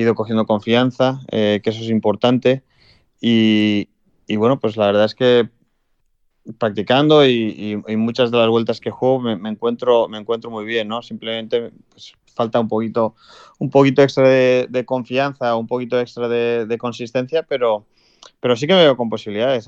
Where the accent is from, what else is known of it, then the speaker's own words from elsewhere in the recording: Spain; Como español